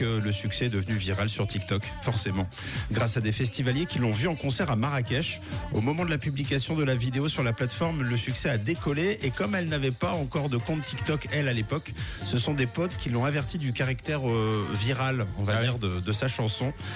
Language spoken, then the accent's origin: French; Switzerland; chez nous, en Suisse